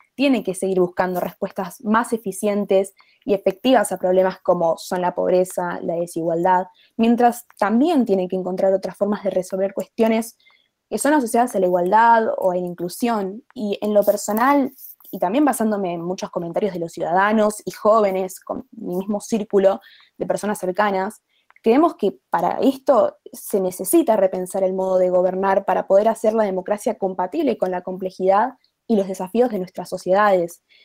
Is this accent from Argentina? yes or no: yes; Argentina; en mi país, eh, en Argentina